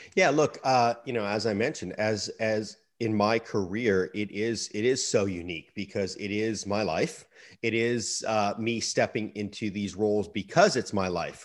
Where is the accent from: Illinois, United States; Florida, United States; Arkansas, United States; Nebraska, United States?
Florida, United States; Sarasota; my hometown of Sarasota, Florida